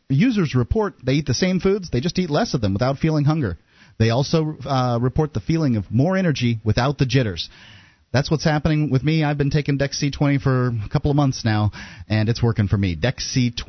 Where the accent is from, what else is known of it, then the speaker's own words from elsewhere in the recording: Sarasota, Florida, United States; now in New Hampshire, United States; I'm a Florida boy, born and raised in Sarasota, Florida